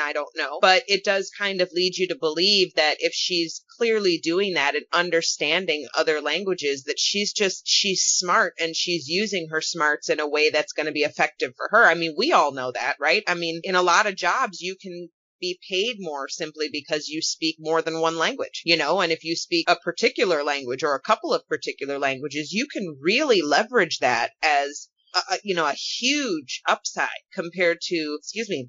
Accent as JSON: {"language": "English", "region": "Wisconsin", "country": "United States", "tie": "born or raised there", "also_born_or_lived": "Las Vegas", "moved": "yes", "lives_now": "Minnesota, United States", "said": "I grew up in Wisconsin, I live in Minnesota, but I lived in Las Vegas for a couple of years"}